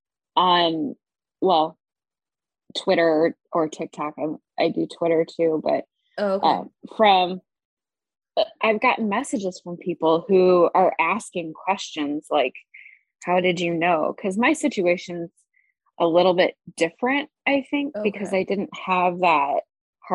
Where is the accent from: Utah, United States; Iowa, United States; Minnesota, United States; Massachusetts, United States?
Iowa, United States; moved away as an adult; also born or lived in North Carolina; I'm from Iowa. Born and raised in Hawkeye country